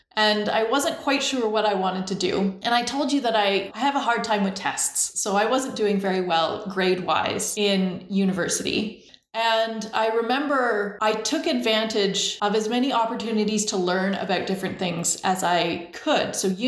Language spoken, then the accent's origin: English; Langley, British Columbia, Canada; also born or lived in Shaunavon, Saskatchewan; I was born in Shaunavon, Saskatchewan. My dad was a police officer, and with the RCMP, you move around a lot. So we moved every 2 to 5 years the whole time I was growing up. We moved to BC when I was 5 to Langley, BC